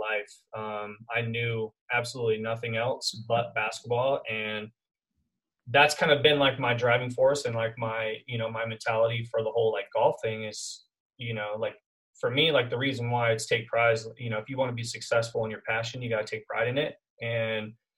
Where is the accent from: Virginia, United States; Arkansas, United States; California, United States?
California, United States; Costa Mesa; now in Temecula, United States; I grew up in a town called Costa Mesa, kind of on the border of Newport Beach in SoCal in California. And I grew up there like pretty much my whole life until about 10 years ago.